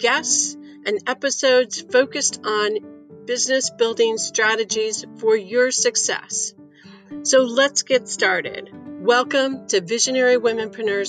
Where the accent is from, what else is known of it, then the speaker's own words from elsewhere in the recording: Chicago, Illinois, United States; I was born in Chicago in a blizzard